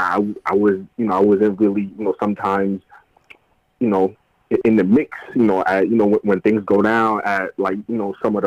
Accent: New York City, New York, United States; also born or lived in Guinea; It was growing up in the Bronx and it's just the best. Growing up in New York City

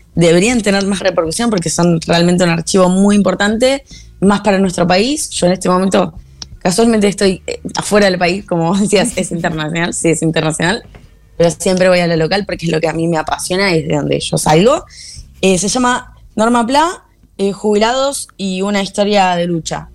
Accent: Argentina; moved away; en mi país

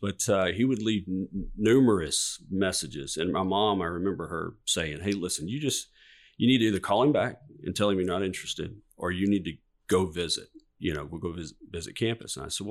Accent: Georgia, United States; You know, I grew up in Southeast Georgia. My parents, my grandparents were Catholic. And so we would go to the Catholic Church.

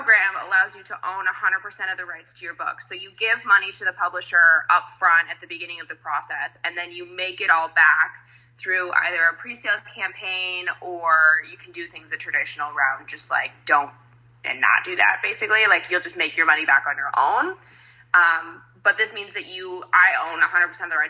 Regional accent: Las Vegas, Nevada, United States; moved away as an adult; now in Macau, China; I'm from Vegas, born and raised in America

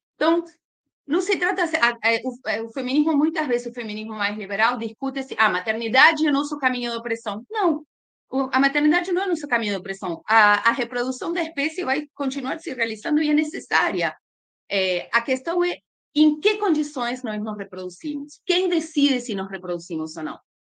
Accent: Argentina; moved away as an adult; now in Brazil; sou argentina, moro no Brasil há uns 17 anos

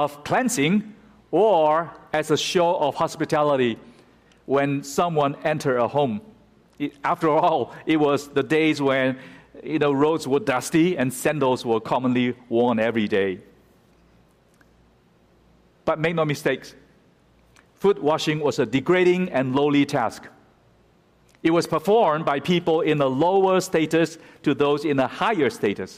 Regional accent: United States; we as American Christians

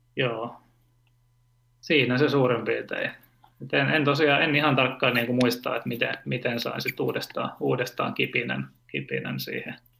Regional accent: Turku, Southwest Finland, Finland; mä oon tota Turusta, Turusta kotoisin ja asunut lapsuuteni Hannun Niittu nimisessä kaupungin osassa

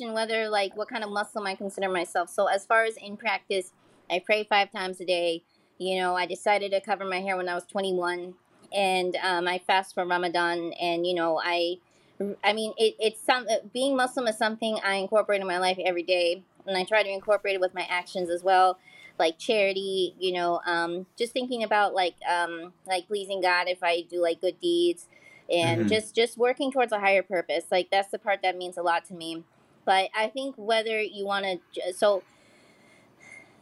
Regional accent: United States; I was born in the US.

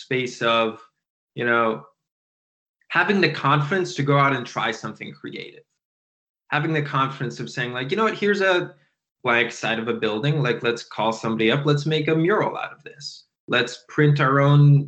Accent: Providence, Rhode Island, United States; Providence does not have a ton of money. Me and my friends all grew up thrifting.

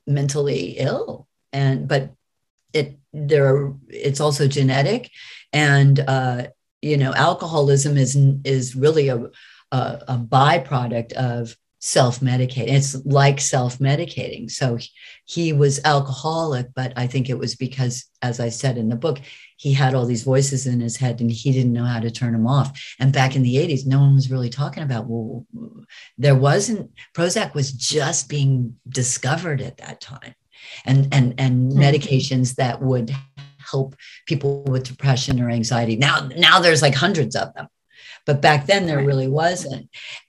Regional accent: United States; I'm American

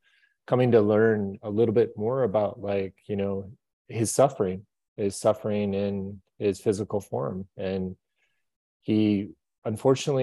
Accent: Minneapolis, Minnesota, United States; I grew up in Minneapolis, Minnesota

